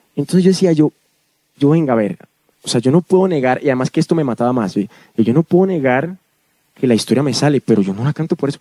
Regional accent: Medellín, Antioquia, Colombia; crecí en Medellín, que además es la capital del reggaetón en Colombia

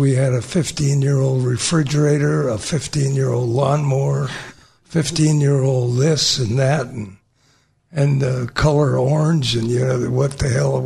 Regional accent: Yakima, Washington, United States; moved away as an adult; also born or lived in Seattle, Washington / Europe; I grew up in Yakima, actually. Born in Seattle.

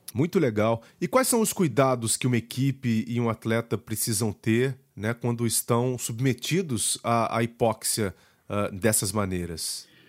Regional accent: Brazil; essa região aqui da Serra da Mantiqueira, de onde eu vim

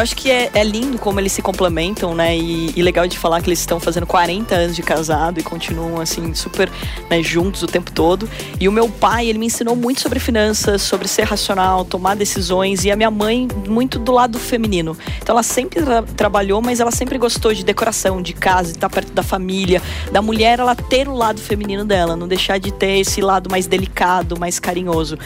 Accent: Porto Feliz, São Paulo, Brazil; moved away as an adult; also born or lived in Campinas; eu nasci em Porto Feliz, que tem 50 mil habitantes até hoje. Então é uma cidade pequena do interior, eu tive que sair para fazer faculdade e eu fui morar em Campinas e eu tinha 17 anos

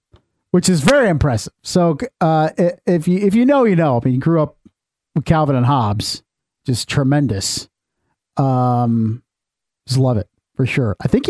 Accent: Fort Wayne, Indiana, United States; I grew up near Hamilton Park here in Fort Wayne

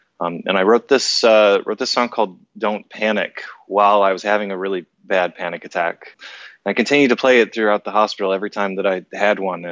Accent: Midwest, United States; moved away as an adult; now in Seattle, United States; growing up in the Midwest

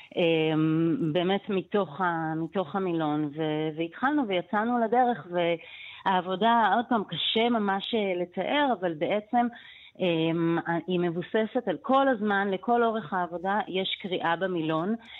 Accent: Israel; אני גם באה מקיבוץ

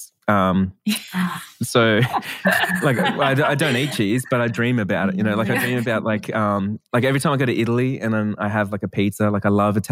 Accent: Australia; I'm Australian

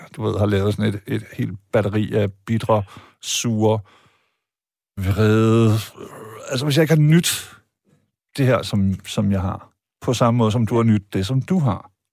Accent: Vejle, Southern Denmark, Denmark; jeg er født og opvokset i Vejle

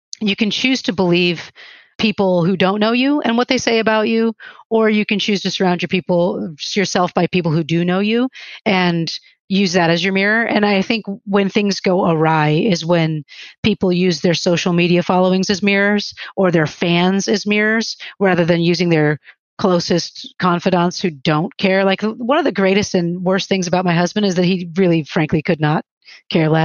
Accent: Chicago, Illinois, United States; moved away as an adult; also born or lived in Germany; I'm from Chicago.

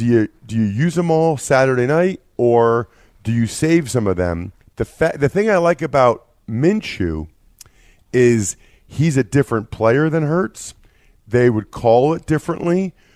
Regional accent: Reading, Pennsylvania, United States; you guys know I'm from Reading, and all my buddies are texting

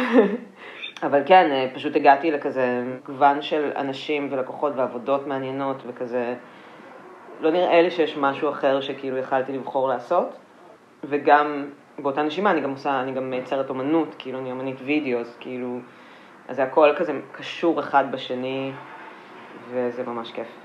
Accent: Petah Tikva, Central District, Israel; גדלתי בפתח תקווה

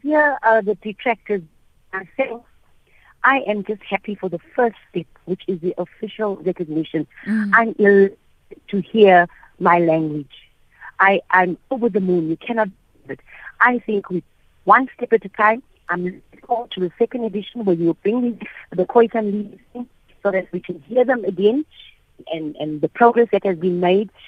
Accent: Cape Town, Western Cape, South Africa; I'm from Western Cape in, in Cape Town

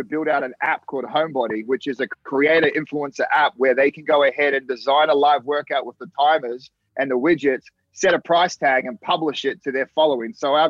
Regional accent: Australia; moved away as an adult; now in United States; I love Australia. It doesn't mean I don't want to go back home

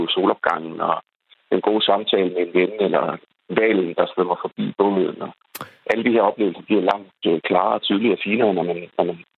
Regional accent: Denmark

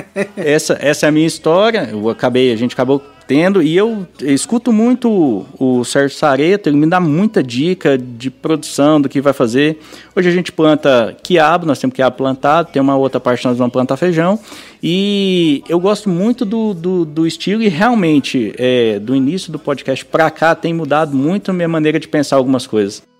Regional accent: Goiânia, Goiás, Brazil; also born or lived in Nova Veneza; now in Brasília, Brazil; eu sou nascido na cidade de Goiânia

